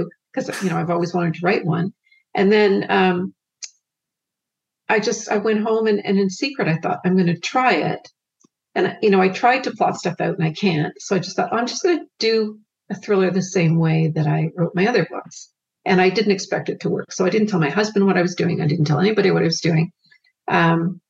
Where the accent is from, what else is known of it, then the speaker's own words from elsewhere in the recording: Canada; I'm a Canadian